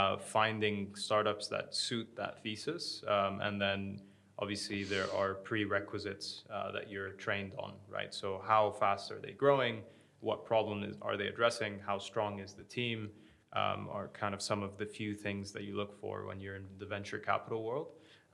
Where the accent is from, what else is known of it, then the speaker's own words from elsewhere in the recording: Abu Dhabi, United Arab Emirates; moved away as an adult; also born or lived in United States; I grew up in Abu Dhabi.